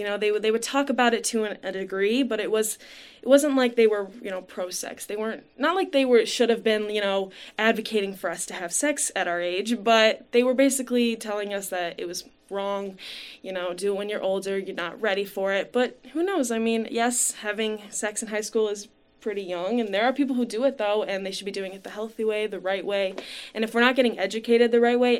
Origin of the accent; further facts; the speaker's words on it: Livonia, Michigan, United States; I grew up in Livonia, Michigan